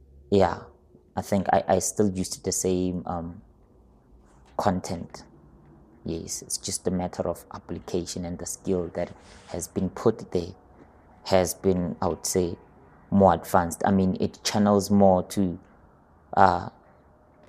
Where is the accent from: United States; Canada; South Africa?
South Africa; Limpopo; first language Sepedi; English is a second language; now in Gauteng, South Africa; I was born in Limpopo, and another phase of my life was also here in Gauteng